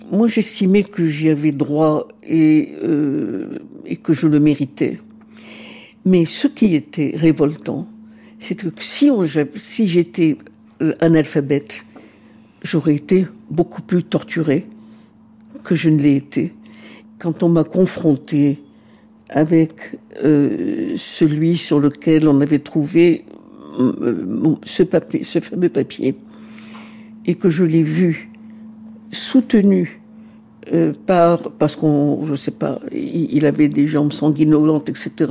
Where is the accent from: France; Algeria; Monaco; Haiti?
Algeria; Je suis arrivée très très tôt euh, j'avais 2-3 euh, ans. Donc je suis algérienne.